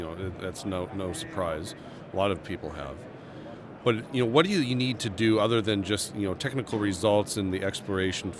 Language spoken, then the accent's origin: English; United States; I'm American